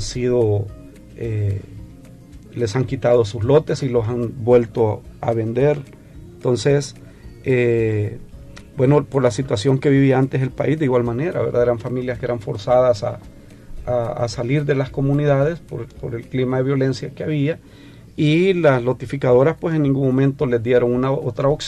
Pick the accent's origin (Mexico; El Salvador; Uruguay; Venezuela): El Salvador; hemos venido pidiéndole al señor presidente que, que nos apoye porque somos familias salvadoreñas.